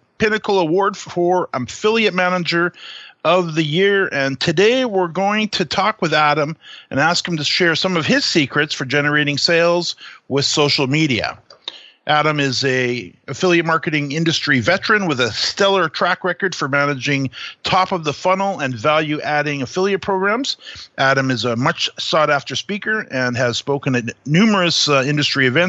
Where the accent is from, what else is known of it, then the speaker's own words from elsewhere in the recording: Canada; being a Canadian